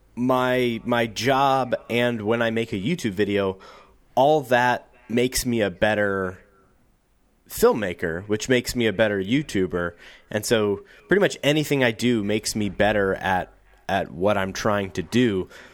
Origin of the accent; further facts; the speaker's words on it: St. Louis, Missouri, United States; I'm from Saint Louis, which is, in terms of big cities, a small, big city. And I grew up outside of the city in, in, in the county that surrounds it